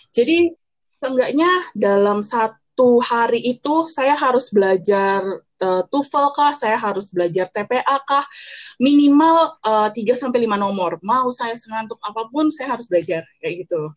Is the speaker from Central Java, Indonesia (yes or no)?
no; Jakarta, Indonesia; moved away as an adult; now in Surakarta, Indonesia; saya besar di Jakarta